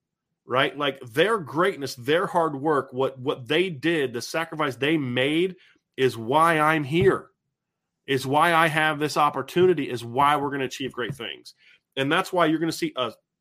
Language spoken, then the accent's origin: English; Ohio, United States; I grew up in Ohio